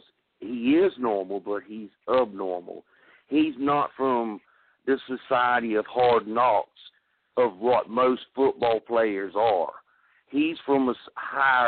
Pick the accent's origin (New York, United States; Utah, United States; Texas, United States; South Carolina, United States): South Carolina, United States; I'm from South Carolina